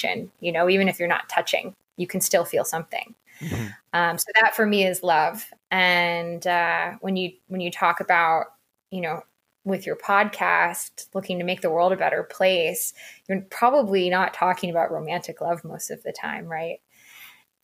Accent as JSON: {"language": "English", "country": "United States", "moved": "as an adult", "lives_now": "Lisbon, Portugal", "said": "as an American"}